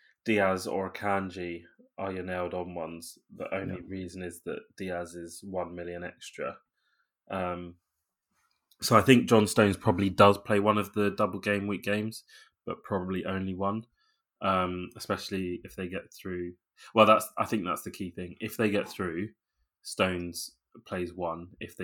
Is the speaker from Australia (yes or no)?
no; London, United Kingdom; which I know as a Londoner that supports Liverpool is throwing stones in glass houses.